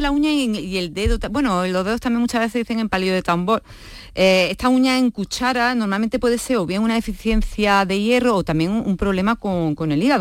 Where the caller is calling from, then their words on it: Seville, Andalusia, Spain; Hola, buenas tardes. Soy … de Sevilla